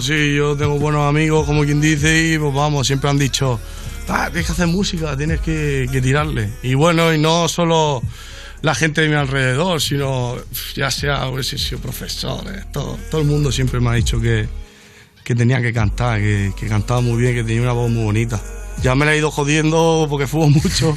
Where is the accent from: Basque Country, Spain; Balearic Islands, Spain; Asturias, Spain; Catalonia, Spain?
Balearic Islands, Spain; Mallorca; Yo que soy de Mallorca